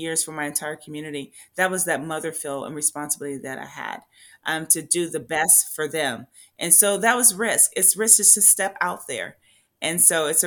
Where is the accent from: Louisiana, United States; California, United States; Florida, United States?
California, United States; Compton; now in Tracy, United States; I grew up in Compton, Crips and Bloods